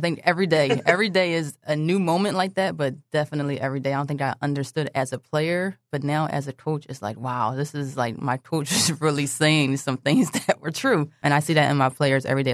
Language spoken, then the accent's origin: English; Philadelphia, Pennsylvania, United States; also born or lived in Delaware; I grew up in Philadelphia, but for some reason in eighth grade, I went to school in Delaware